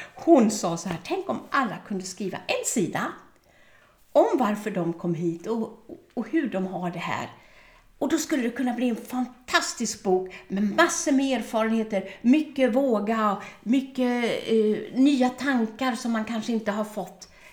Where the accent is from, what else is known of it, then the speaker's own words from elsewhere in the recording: Örebro, Örebro County, Sweden; i Örebro där jag är född och uppvuxen